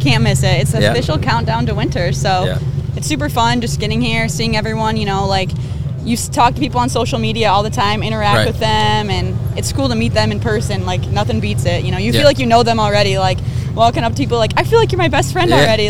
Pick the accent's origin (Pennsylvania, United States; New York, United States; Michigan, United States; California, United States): Michigan, United States; moved away as an adult; also born or lived in Bozeman, Montana; I'm from Michigan.